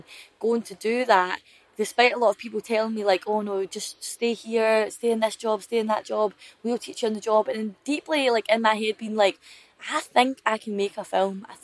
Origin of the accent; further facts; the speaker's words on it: West Scotland, United Kingdom; growing up in Scotland or West Scotland